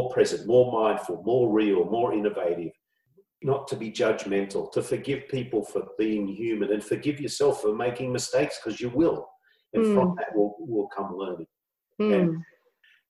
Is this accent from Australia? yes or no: yes; Australia; moved away; I grew up in Australia years ago.